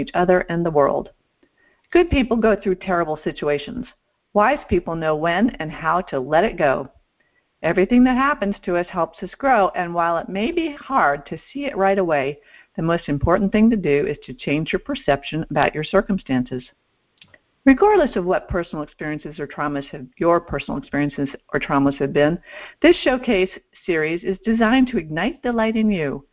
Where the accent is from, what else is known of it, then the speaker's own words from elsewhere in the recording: Vermont, United States; now in Florida, United States; I grew up in Vermont